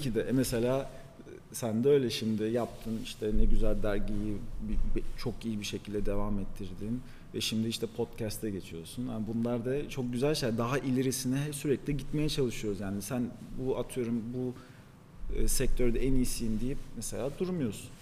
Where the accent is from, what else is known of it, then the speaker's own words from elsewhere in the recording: Paris, Île-de-France, France; also born or lived in Istanbul, Turkey; now in Antalya, Turkey; ben mesela Paris'te doğdum. Fransızca da biliyorum.